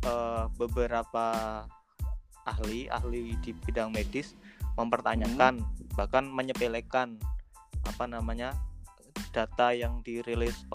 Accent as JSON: {"language": "Indonesian", "town": "Yogyakarta", "region": "Special Region of Yogyakarta", "country": "Indonesia", "lives_now": "India", "said": "Saya dari Jogja, alumni Gontor tahun 2015."}